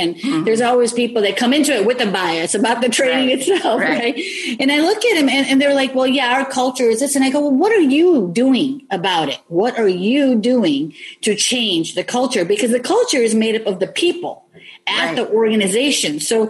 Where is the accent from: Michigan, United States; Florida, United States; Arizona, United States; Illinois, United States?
Illinois, United States; Elmwood Park; born or raised there